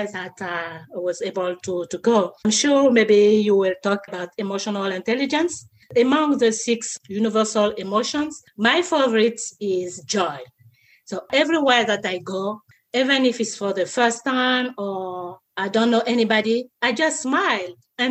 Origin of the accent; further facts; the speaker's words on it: Côte d’Ivoire; moved away; also born or lived in Paris, France / Astana, Kazakhstan; I was born and raised in Côte d'Ivoire, West Africa, and I left